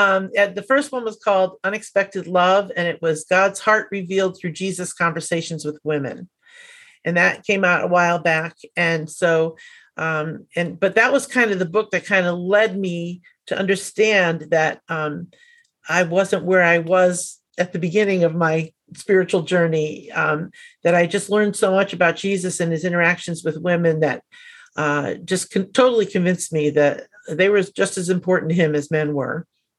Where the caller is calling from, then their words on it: Annapolis, Maryland, United States; I'm just outside of Annapolis, Maryland.